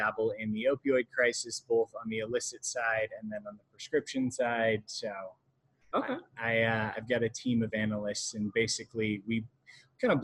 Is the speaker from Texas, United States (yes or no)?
no; Western Colorado, United States; I grew up in Western Colorado, went to University of Colorado three times